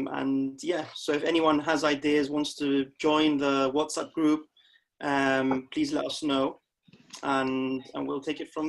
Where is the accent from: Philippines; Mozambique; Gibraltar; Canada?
Gibraltar; I grew up in Gibraltar